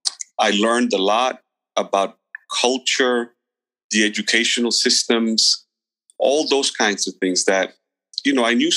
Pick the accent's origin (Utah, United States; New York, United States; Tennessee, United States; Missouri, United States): New York, United States; moved away as an adult; also born or lived in Guatemala; I grew up in New York